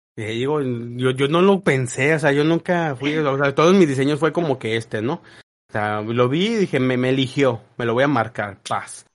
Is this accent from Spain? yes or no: no; Mexico; nos da identidad como mexicanos